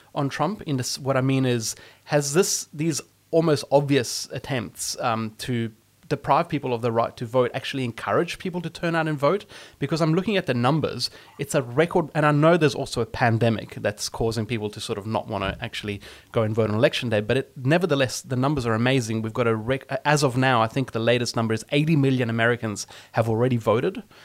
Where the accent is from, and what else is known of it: Australia